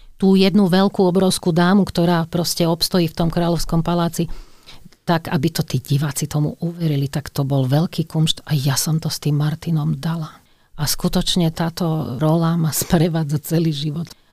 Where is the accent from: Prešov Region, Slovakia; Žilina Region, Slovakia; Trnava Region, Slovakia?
Trnava Region, Slovakia; Radošovce; also born or lived in Skalica; ja som sa narodila v Skalici, že pochádzam z Radošoviec